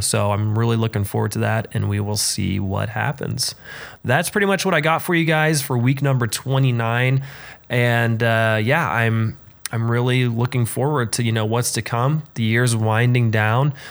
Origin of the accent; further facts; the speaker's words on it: Frankfort, Indiana, United States; moved away; going back home to Frankfort, Indiana